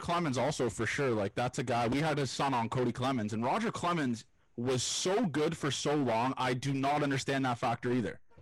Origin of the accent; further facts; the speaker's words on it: Toronto, Ontario, Canada; I'm from Toronto